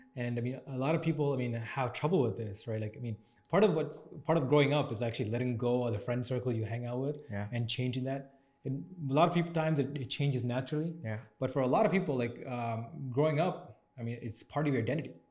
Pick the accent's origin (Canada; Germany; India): Canada; Toronto, Ontario; I grew up in Scarborough